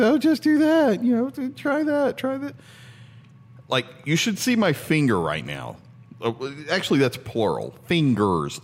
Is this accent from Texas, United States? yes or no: no; Tennessee, United States; moved away; We're originally from Tennessee.